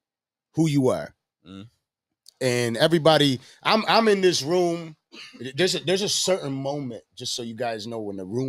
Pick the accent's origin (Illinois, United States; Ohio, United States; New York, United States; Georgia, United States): New York, United States; Buffalo; now in Miami, United States; I'm from Buffalo, New York. It's pretty gangster over there, too.